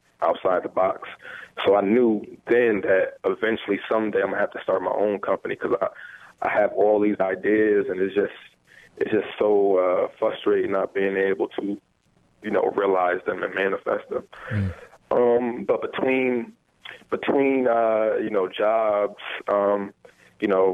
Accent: New Haven, Connecticut, United States; I'm originally from New Haven, Connecticut. Born in a family where I was the first person to actually graduate from high school

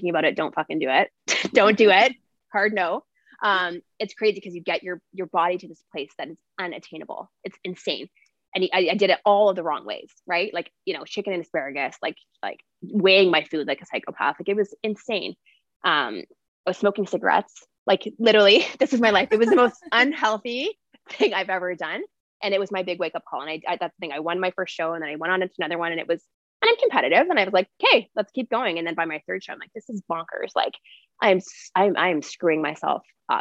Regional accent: Ontario, Canada; I grew up in Ontario

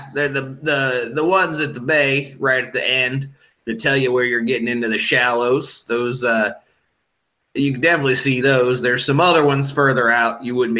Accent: Wisconsin, United States; moved away; Wisconsin. But I dropped that fucking accent, made me sound like a goddamn moron.

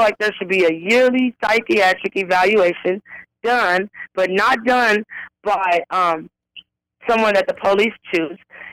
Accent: Pasadena, California, United States; I grew up in Pasadena. I've lived there all my life.

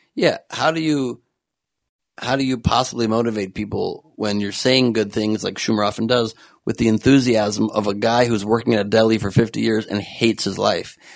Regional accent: United States; I'm just an American

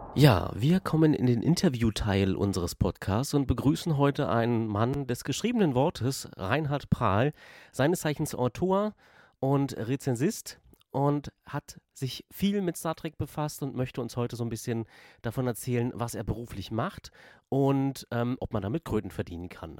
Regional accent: eastern Germany, Germany; ich ja aus dem Osten des Landes komme

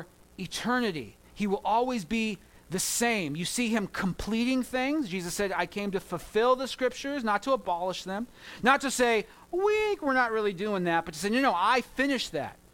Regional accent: Southern California, United States; I grew up in Southern California where gangs are a thing

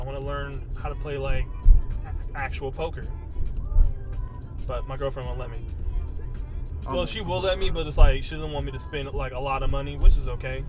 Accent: Riverside, California, United States; I'm from Riverside.

